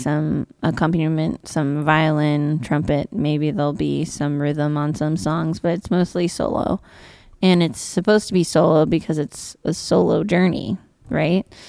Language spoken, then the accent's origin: English; Virginia City, Nevada, United States; also born or lived in Carson City; I went to school in Carson City, but I'm from Virginia City